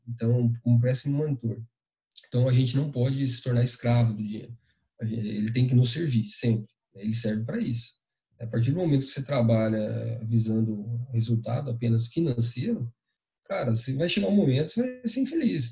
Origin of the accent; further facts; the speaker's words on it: interior of São Paulo, Brazil; moved away; Eu sou natural do interior de São Paulo, cidadezinha bem pequenininha chamada Itaguaí